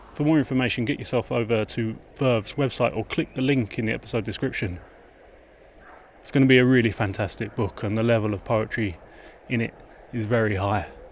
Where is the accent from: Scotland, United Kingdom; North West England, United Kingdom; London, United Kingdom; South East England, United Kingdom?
London, United Kingdom; I'm from South London